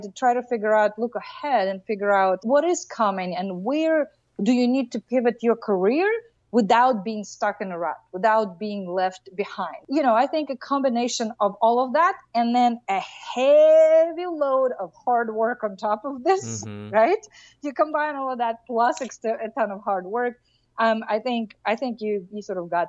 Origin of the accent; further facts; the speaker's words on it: Russia; moved away; I grew up in Russia